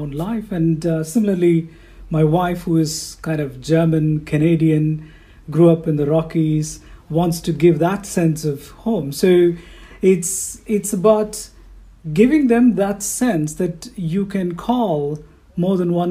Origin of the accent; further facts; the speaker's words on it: India; moved away as an adult; also born or lived in Edinburgh, United Kingdom; now in England, United Kingdom; growing up in India